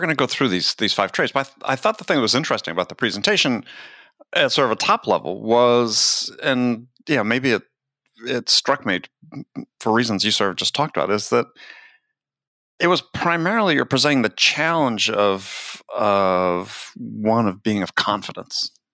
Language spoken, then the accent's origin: English; California, United States; As a Californian